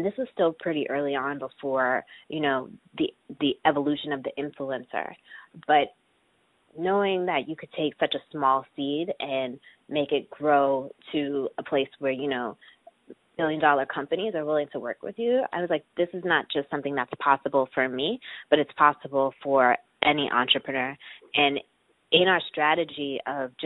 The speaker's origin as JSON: {"language": "English", "region": "New York", "country": "United States", "said": "I'm from New York, so I've had a lot of support in the fact that my parents live here, too"}